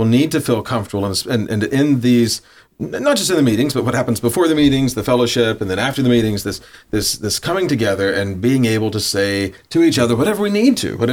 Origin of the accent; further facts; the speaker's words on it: South Georgia, United States; I grew up in South Georgia, and in the 90s, everyone in South Georgia was Southern Baptist